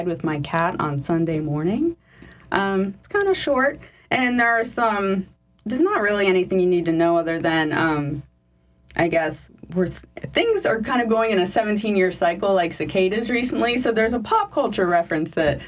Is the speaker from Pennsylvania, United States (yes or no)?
no; Merritt Island, Florida, United States; moved away; my hometown in Florida, Merritt Island